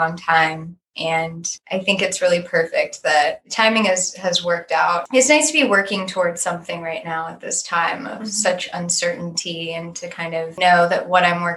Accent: Northern Virginia, United States; also born or lived in California; now in Richmond, United States; I grew up in Virginia. I'm from Nova, Northern Virginia, along with Sky.

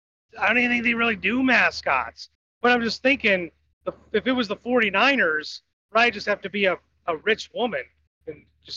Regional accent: Ohio, United States; growing up in Ohio, went to school at Ohio State.

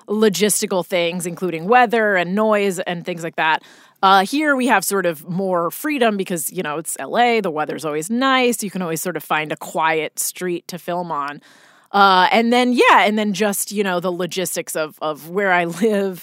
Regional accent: Boonton Township, New Jersey, United States; moved away as an adult; now in Los Angeles, United States; I grew up in New Jersey, uh, uh, a very small town called Booten Township

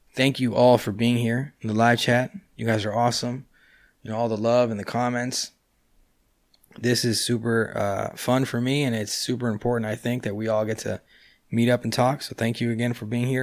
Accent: California, United States; now in Buenos Aires, Argentina; I was born and raised in California. That's why, uh, I live in Buenos Aires, but my English is so, uh, is pretty good

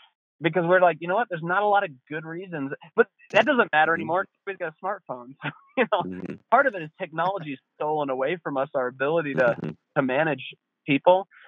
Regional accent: Estes Park, Colorado, United States; now in Winter Park, United States; I grew up in Estes Park, which is across the mountains from where I am now

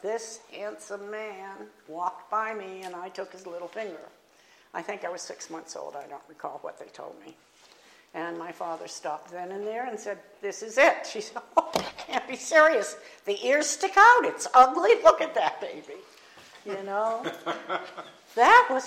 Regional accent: Boston, Massachusetts, United States; moved away; also born or lived in Avondale; I'm from Boston

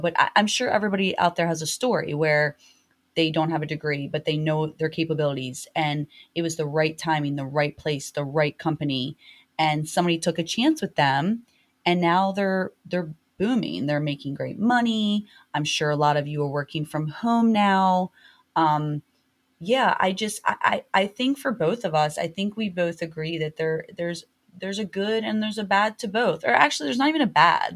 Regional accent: Baltimore, Maryland, United States; I'm from Baltimore

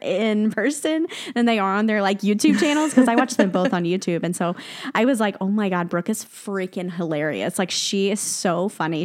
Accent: the South, United States; I'm from the South

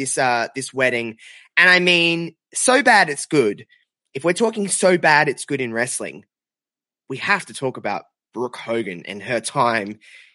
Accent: Australia; If anyone didn't know by my my very slight accent, I'm from Australia.

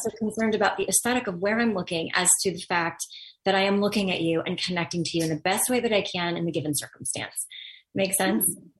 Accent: Los Angeles, California, United States; I grew up in Los Angeles in the industry

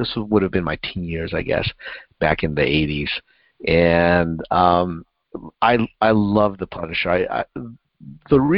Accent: United States; I grew up just outside of New York

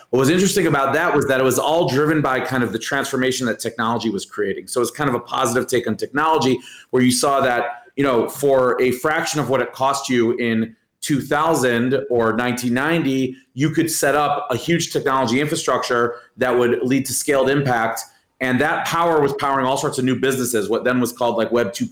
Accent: Cleveland, Ohio, United States; moved away; I grew up in the U.S. I grew up in Cleveland, Ohio

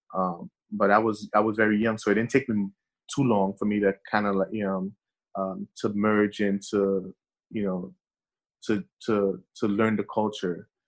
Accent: New York City, New York, United States; English is a second language; also born or lived in Haiti; being raised in Brooklyn, New York

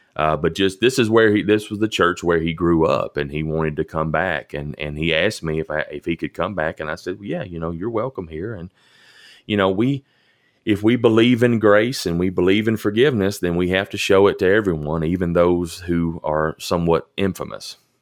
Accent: Elkton, Tennessee, United States; I grew up in Elkton, I'm a child of the eighties

